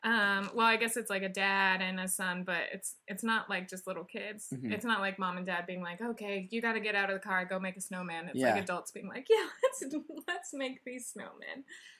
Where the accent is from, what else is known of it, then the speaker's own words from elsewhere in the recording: Wyoming, United States; moved away; also born or lived in Montana; But now it was all last week in Wyoming. I check the weather every day mm-hmm. in my hometown to see what it's at.